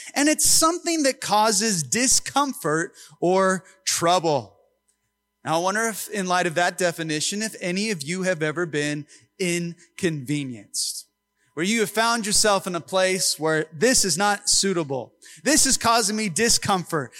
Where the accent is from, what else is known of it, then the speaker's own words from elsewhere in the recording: Long Beach, California, United States; I was born in Long Beach, so I am an American